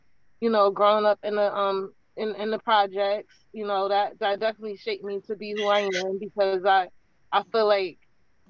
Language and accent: English; New Haven, Connecticut, United States; I am from New Haven. Particularly, I grew up in the Farnham Court area of Fairhaven